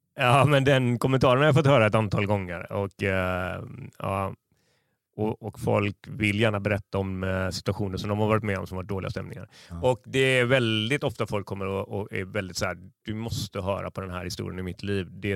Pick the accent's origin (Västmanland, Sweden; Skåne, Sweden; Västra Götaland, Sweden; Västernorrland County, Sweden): Västra Götaland, Sweden; Gothenburg; jag har liksom som göteborgare